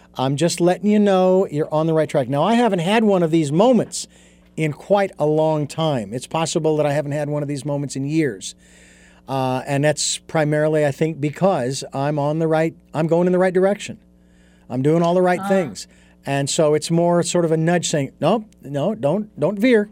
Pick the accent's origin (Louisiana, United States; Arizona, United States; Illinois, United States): Arizona, United States; Phoenix; moved away as an adult; now in Santa Barbara, United States; I was born and raised in Phoenix, Arizona.